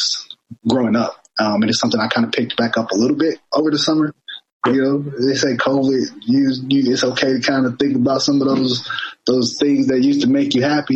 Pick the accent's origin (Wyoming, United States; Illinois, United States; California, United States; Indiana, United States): Indiana, United States; Indianapolis; moved away as an adult; now in Baltimore, United States; I'm from Indianapolis, Indiana.